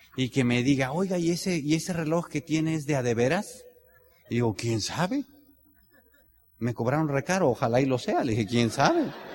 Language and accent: Spanish; Tenancingo, Mexico; yo soy de Tenancingo